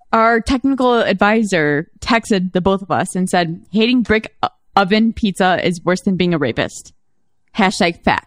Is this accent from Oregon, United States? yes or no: no; Chicago, Illinois, United States; I'm a Chicagoan